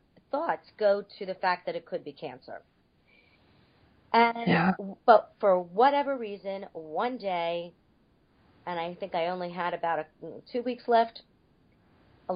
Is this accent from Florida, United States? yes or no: yes; North Miami Beach, Florida, United States; I am originally from North Miami Beach, Florida